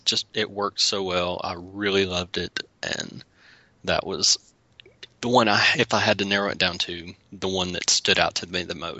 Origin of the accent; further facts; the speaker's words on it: the South, United States; accent: southern; me and my southern accent didn't butcher that name